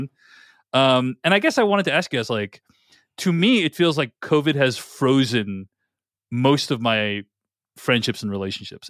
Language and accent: English; Boston, Massachusetts, United States; now in Seattle, United States; I grew up in Boston